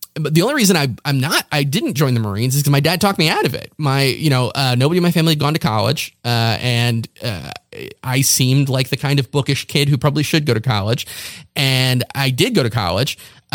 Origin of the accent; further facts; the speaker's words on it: Morehead City, North Carolina, United States; born there; I was born in North Carolina. I was born in Eastern North Carolina. I was technically born in Morehead City, North Carolina, but that's because that's where the nearest hospital was.